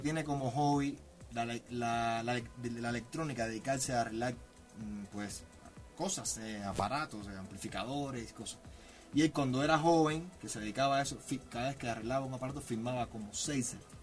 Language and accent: Spanish; Cuba; Yo soy cubano, soy de un pueblo de Cuba muy pequeño, pueblo de campo